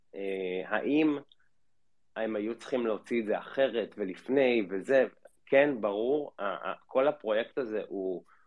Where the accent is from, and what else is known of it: Israel